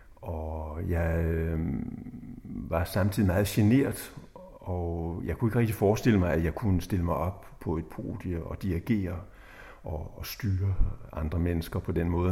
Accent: Slagelse, Zealand, Denmark; jeg blev født i Slagelse

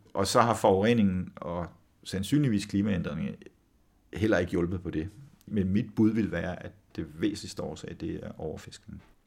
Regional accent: Samsø, Central Denmark Region, Denmark; moved away; jeg voksede op på Samsø oprindeligt

